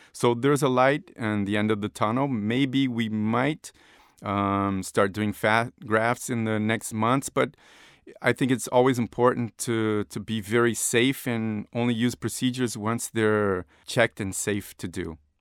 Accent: Rio de Janeiro, Brazil; moved away as an adult; I was born in Rio de Janeiro, Brazil.

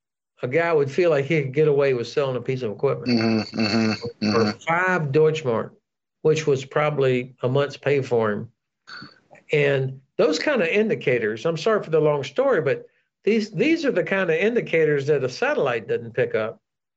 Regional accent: United States; You know, as an American, I could go back and forth on orders.

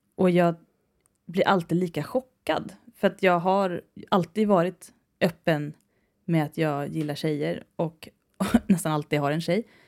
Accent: Värmdö, Stockholm County, Sweden; accent: släpiga stockholmskan (drawling Stockholm); jag tror det är min grunddialekt. Jag är ju från Värmdö, va? Och där pratar man lite som Mona Sahlin. Och det är den här släpiga stockholmskan

